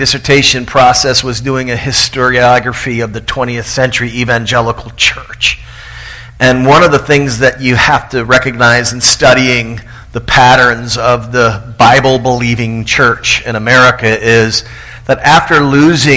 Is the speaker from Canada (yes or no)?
no; Tallahassee, Florida, United States; my hometown of Tallahassee, Florida